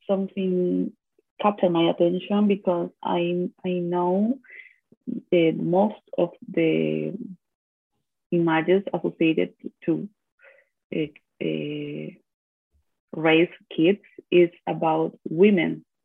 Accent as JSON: {"language": "English", "region": "Valparaíso", "country": "Chile", "also_born_or_lived": "Buenos Aires, Argentina / Florianópolis, Brazil", "second_language": "English", "moved": "yes", "said": "I'm from Valparaíso, Chile. It's a port near from Santiago, the capital. And um, I define me like a woman, a Latin American woman."}